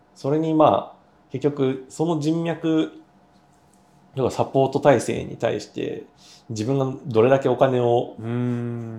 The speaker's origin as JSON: {"language": "Japanese", "town": "Ishigaki", "region": "Okinawa", "country": "Japan", "tie": "born or raised there", "also_born_or_lived": "Kanagawa", "moved": "yes", "lives_now": "Tokyo, Japan", "said": "僕も石垣島出身で"}